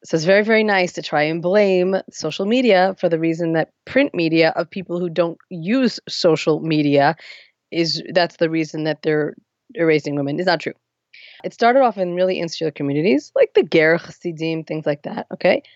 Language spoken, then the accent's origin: English; Lakewood, New Jersey, United States; moved away as an adult; now in Beit Shemesh, Israel; I grew up in Lakewood, New Jersey, not far from Philadelphia.